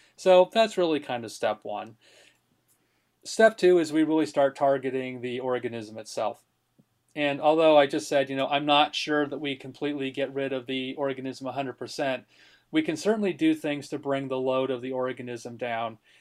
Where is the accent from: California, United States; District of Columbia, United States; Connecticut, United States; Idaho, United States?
Connecticut, United States; moved away; my home state there. It's named after Lyme, Connecticut